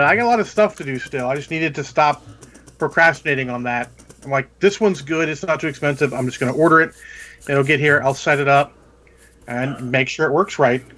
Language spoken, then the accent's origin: English; United States; I'm American